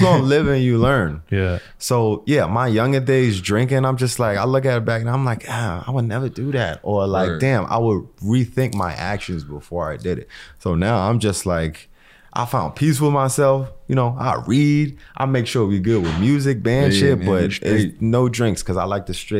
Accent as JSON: {"language": "English", "region": "New Jersey", "country": "United States", "said": "I'm like, yo, we come from Jersey, from nothing, dude's regular job, like into this music thing."}